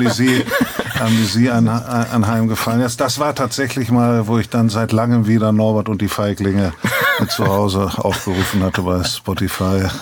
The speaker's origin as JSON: {"language": "German", "region": "Bremen", "country": "Germany", "said": "Als Bremer"}